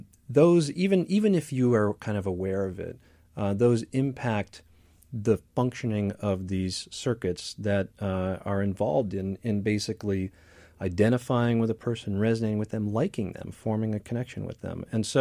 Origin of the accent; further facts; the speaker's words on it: Midwest, United States; I grew up in the Midwest too.